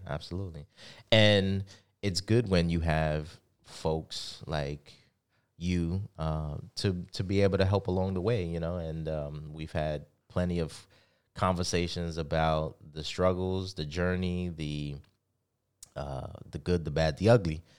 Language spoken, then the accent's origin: English; New York City, New York, United States; growing up in the Bronx